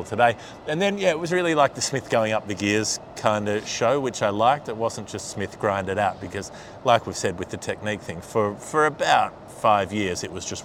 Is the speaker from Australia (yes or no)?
yes; Australia; also born or lived in Argentina